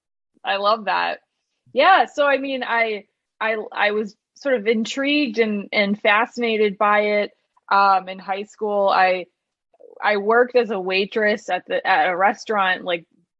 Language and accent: English; Michigan, United States; moved away; I grew up in Michigan, so it's like I'm at this just, you know, town in Michigan working at a restaurant